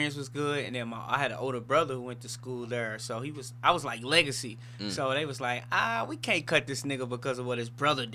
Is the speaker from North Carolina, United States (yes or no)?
no; St. Louis, Missouri, United States; I'm from St. Louis. Grew up in St. Louis, lived majority of my life in St. Louis